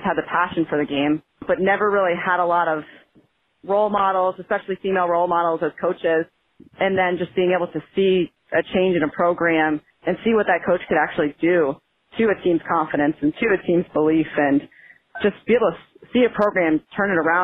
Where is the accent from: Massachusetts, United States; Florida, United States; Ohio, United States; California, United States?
Massachusetts, United States; Ludlow; moved away as an adult; also born or lived in New London, Connecticut; I'm originally from Western Massachusetts, Ludlow, or born and raised Springfield area